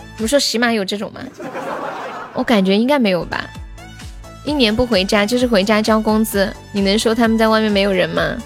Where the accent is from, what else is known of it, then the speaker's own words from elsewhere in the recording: Sichuan, China; accent: Sichuanese; 我们四川话